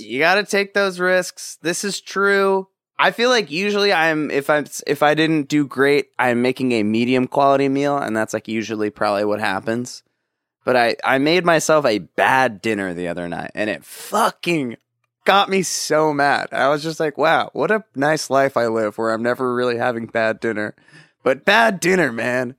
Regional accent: Orange County, California, United States; I grew up in Orange

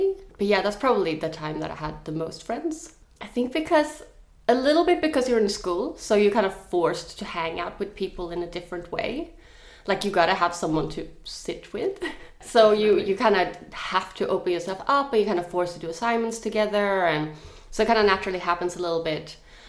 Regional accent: Sweden; English is a second language; now in Australia; I think when I moved to Australia from Sweden, I had like a big romantic dream about like you have a new big group of friends

